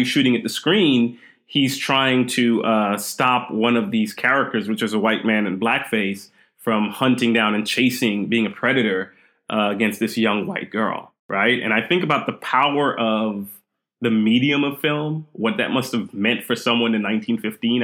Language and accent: English; Texas, United States; also born or lived in Queens, New York / Brooklyn, New York / Trinidad and Tobago / Staten Island, New York; we moved to Texas. And Texas is where I spent most of my years